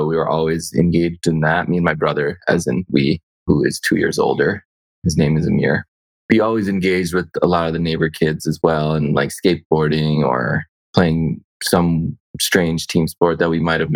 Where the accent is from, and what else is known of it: United States; born or raised there; also born or lived in India